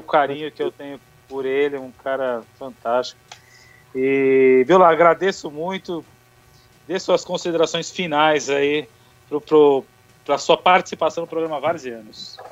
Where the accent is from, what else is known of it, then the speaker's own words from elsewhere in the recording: São Paulo, Brazil; a gente é de São Paulo